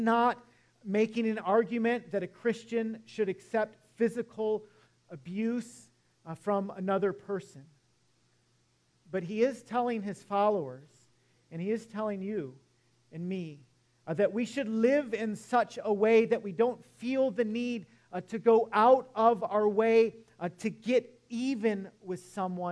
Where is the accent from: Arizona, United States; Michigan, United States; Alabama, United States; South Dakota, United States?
Michigan, United States; Detroit; moved away; I grew up in Metro Detroit